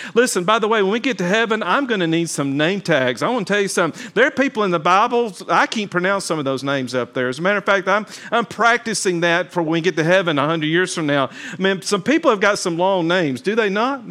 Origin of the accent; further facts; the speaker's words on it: Talladega, Alabama, United States; I'm from Talladega, Alabama